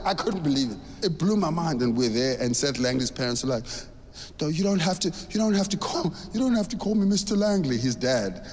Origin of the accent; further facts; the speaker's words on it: South Africa; I grew up in South Africa